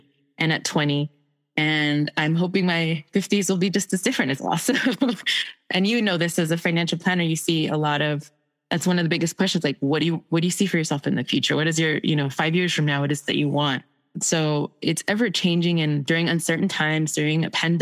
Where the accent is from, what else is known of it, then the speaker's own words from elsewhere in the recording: El Salvador; moved away; I'm from El Salvador. So most of my family fled during the Civil War.